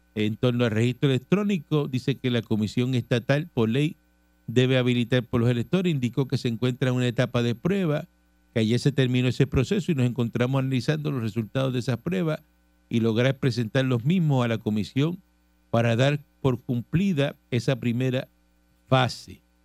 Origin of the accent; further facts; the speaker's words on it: Cuba; moved away; yo soy cubano